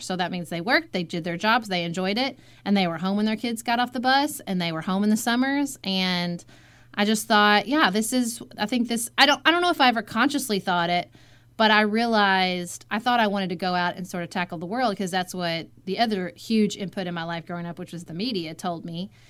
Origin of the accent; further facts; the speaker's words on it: Paducah, Kentucky, United States; moved away as an adult; also born or lived in Washington, D.C.; my hometown of Paducah, Kentucky